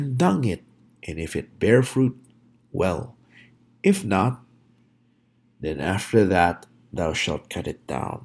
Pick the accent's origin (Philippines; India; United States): Philippines; moved away; I grew up in the Philippines